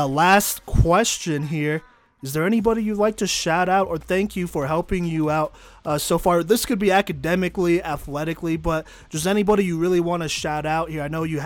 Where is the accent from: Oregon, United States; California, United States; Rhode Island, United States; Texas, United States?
Texas, United States; I'm from Texas